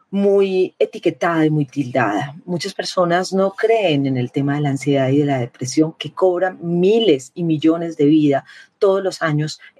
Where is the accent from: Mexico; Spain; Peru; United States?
Peru; now in Medellín, Colombia; soy una periodista peruana, colombiana, que vive en Medellín